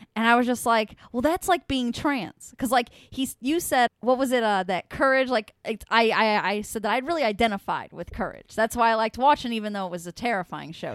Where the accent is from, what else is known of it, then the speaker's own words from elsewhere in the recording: United States; I'm an American and they didn't teach us about Easter